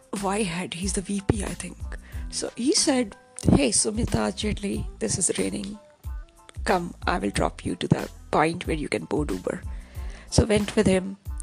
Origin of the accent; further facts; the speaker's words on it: Kanpur, Uttar Pradesh, India; my hometown, Kanpur